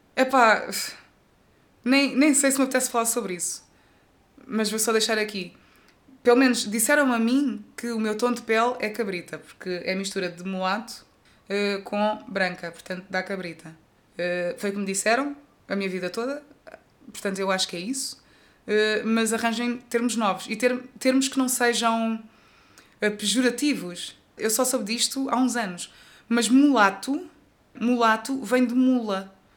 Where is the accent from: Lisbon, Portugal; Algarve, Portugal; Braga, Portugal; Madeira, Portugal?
Algarve, Portugal; Tavira; eu cresci num bairro aqui em Tavira